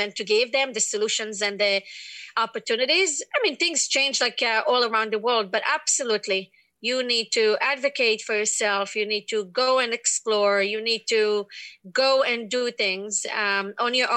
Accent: Israel; moved away; I grew up in Israel, in one of the largest cities

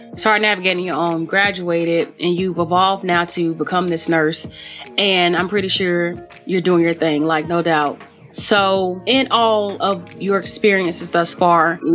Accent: North Carolina, United States; also born or lived in Mississippi; I'm from North Carolina

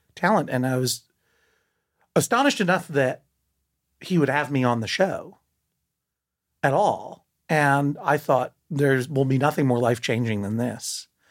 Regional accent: Massachusetts, United States; moved away as an adult; also born or lived in New York; I'm from Massachusetts.

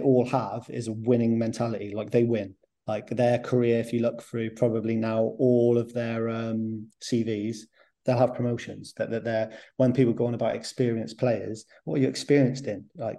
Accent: Plymouth, South West England, United Kingdom; we're both from Plymouth

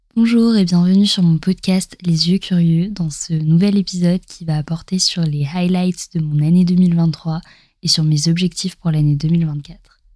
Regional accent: eastern France, France; moved away as an adult; also born or lived in Montpellier; on vient de l'Est de la France

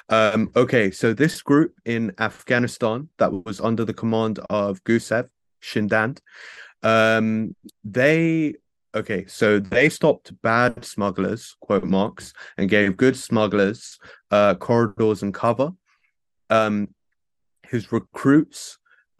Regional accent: United Kingdom; as a British person

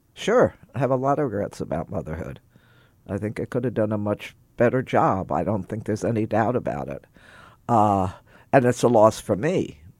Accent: Texas, United States; growing up in Texas in the fifties

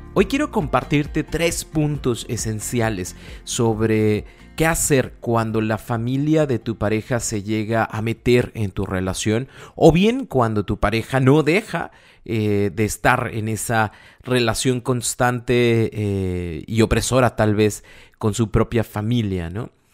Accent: Monterrey, Nuevo León, Mexico; somos de Monterrey

